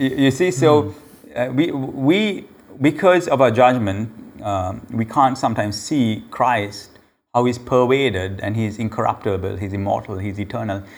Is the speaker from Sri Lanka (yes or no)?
yes; Sri Lanka; the Sri Lankans actually, we call ourselves Aryans